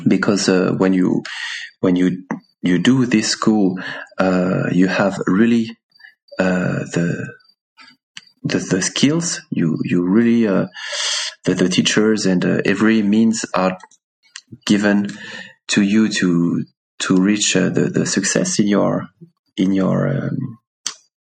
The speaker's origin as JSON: {"language": "English", "country": "France", "tie": "born or raised there", "also_born_or_lived": "Paris / Laos", "second_language": "English", "moved": "as an adult", "lives_now": "Switzerland", "said": "my wife and I grew up in the countryside in France."}